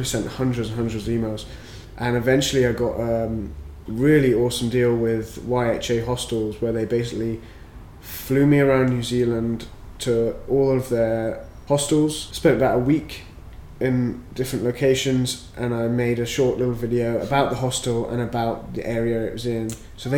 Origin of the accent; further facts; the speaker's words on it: Worcester, West Midlands, United Kingdom; moved away as an adult; now in Scotland, United Kingdom; So I grew up in Worcester.